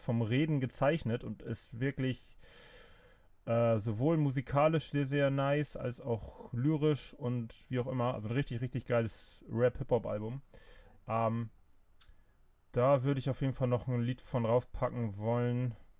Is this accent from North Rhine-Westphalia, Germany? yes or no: no; Flensburg, Schleswig-Holstein, Germany; ich bin ja äh, gebürtiger Flensburger